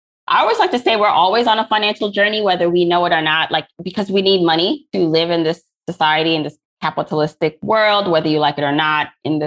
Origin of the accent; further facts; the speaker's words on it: Jamaica; now in Brooklyn, United States; So I am an immigrant from Jamaica, similar to you, but I landed here in Brooklyn, New York, not Canada.